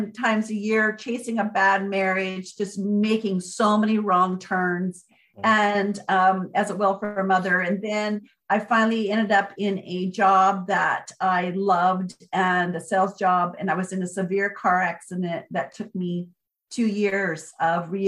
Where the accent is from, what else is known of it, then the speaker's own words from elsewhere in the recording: Port Orchard, Washington, United States; I finally got back to my hometown here in Port Orchard, Washington, with my kids